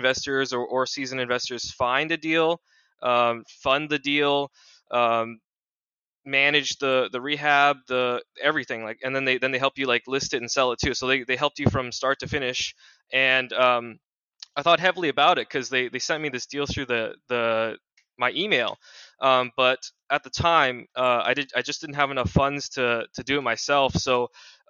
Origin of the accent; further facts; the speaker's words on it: Washington, United States; born and raised in Washington State. Very familiar with the Seattle Tacoma area